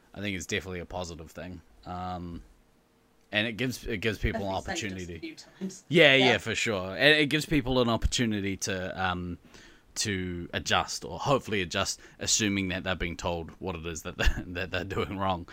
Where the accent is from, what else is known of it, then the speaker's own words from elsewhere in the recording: New Zealand; as a Kiwi